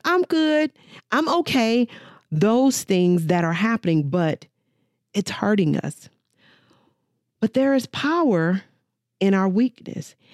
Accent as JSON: {"language": "English", "country": "United States", "said": "as African American women"}